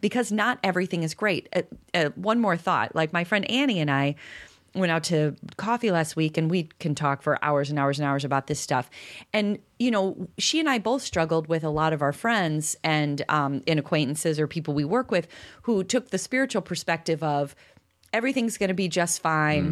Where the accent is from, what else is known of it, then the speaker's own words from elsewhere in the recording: Chicago, Illinois, United States; I'm from Chicago